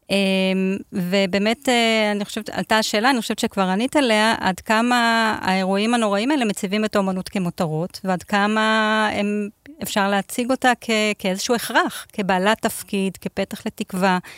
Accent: Beersheba, Southern District, Israel; born there; הנוף של באר שבע הוא לא כל כך שונה, אני נולדתי שם.

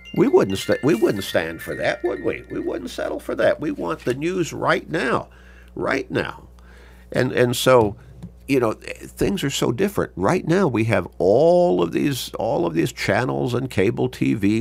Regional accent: Chicago, Illinois, United States; as a young kid growing up in Chicago

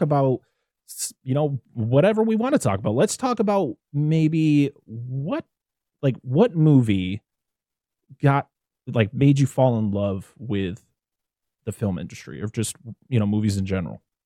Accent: United States; as an American

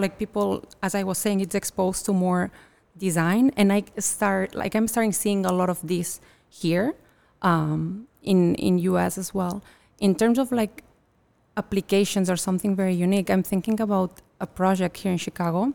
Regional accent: Catalonia, Spain; now in United States; I'm originally from Catalonia, from northeast of Spain

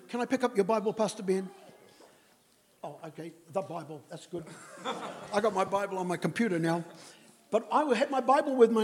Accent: New Zealand; I'm a Kiwi

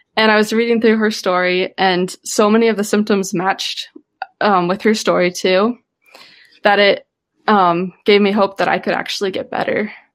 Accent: Midwest, United States; I grew up living in the Midwest, growing up healthy, very social

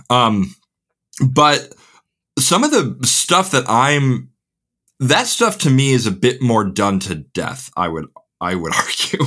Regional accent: Crystal Lake, Illinois, United States; accent: Midwestern; moved away as an adult; now in England, United Kingdom; born and raised in the McHenry County, Crystal Lake area

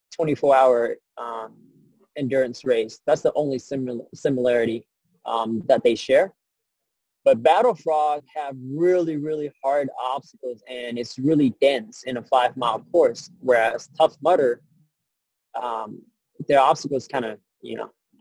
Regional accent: San Antonio, Texas, United States; I'm from San Antonio. It's super flat here

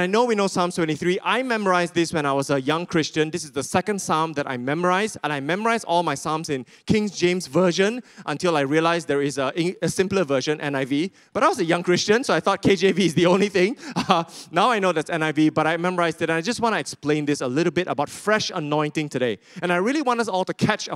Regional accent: Sarawak, Malaysia; I'm from Sarawak, just in case you didn't know, these are my people.

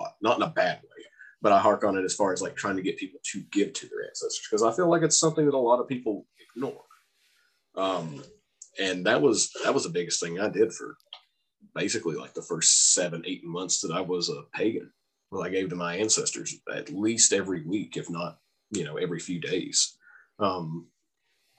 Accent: United States; accent: redneck

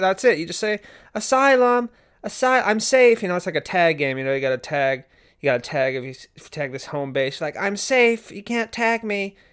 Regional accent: United States; I'm American

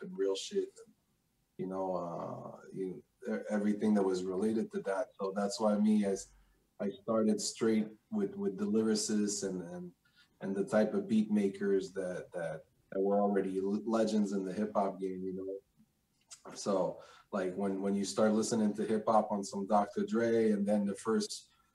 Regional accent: Quebec City, Quebec, Canada; also born or lived in Greenwich, Connecticut; when I came in Quebec at 5

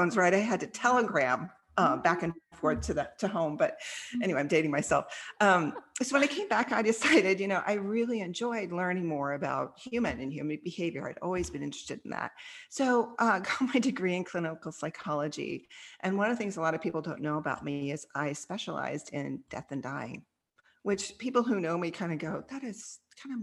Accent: Kansas, United States; also born or lived in Australia; now in Dallas, United States; a little girl growing up in Kansas

